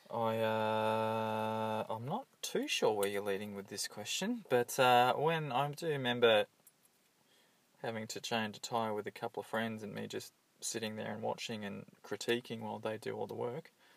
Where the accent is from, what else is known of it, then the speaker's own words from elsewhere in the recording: Hawthorn, Victoria, Australia; I grew up in Hawthorn, and uh, it was generally a pretty uh, enjoyable childhood